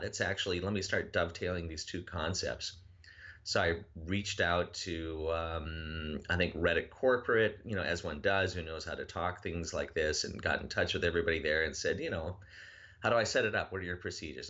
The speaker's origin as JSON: {"language": "English", "region": "Minnesota", "country": "United States", "said": "I'm from Minnesota"}